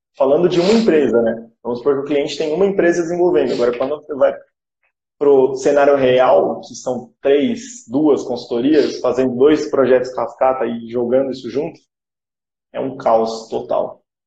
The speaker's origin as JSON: {"language": "Portuguese", "country": "Brazil", "said": "nós como brasileiros"}